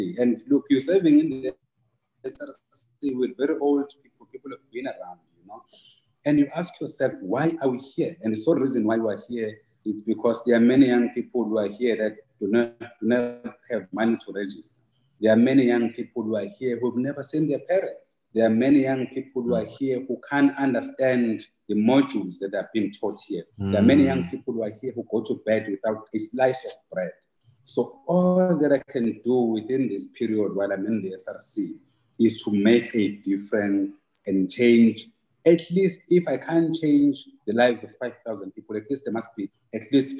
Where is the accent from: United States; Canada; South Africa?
South Africa; Ngwavuma, KwaZulu-Natal; knowing that I come from Ngwavuma, I come from, you know, the most difficult, you know, background.